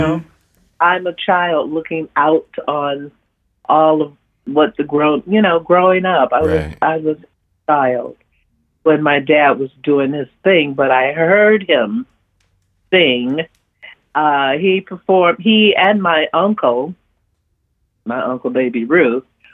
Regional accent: Detroit, Michigan, United States; Growing up in Detroit was different

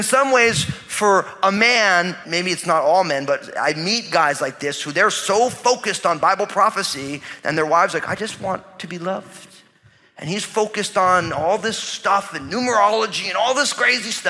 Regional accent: New Jersey, United States; I'm from New Jersey, so I talk that way to people.

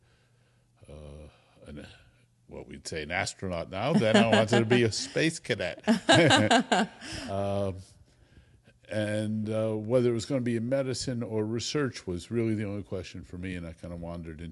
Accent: Connecticut, United States; also born or lived in Sweden / Bethesda; now in California, United States; I was raised in Connecticut

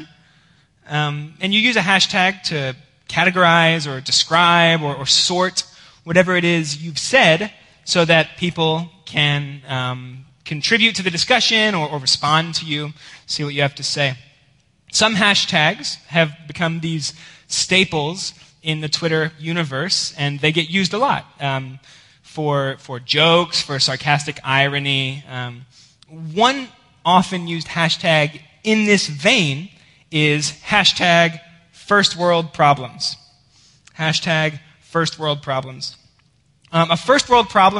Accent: Georgia, United States; moved away; I am from Georgia

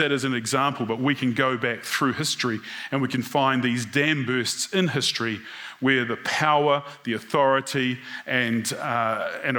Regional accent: New Zealand; being a New Zealander

